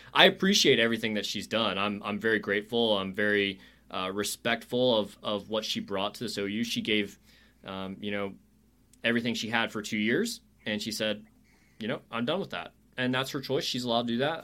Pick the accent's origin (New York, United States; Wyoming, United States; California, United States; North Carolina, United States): North Carolina, United States; moved away as an adult; now in Oklahoma, United States; I grew up in North Carolina